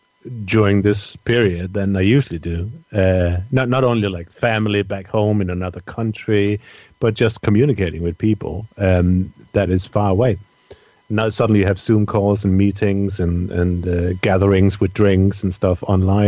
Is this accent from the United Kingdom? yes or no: no; Denmark; I'm from Denmark, where I come from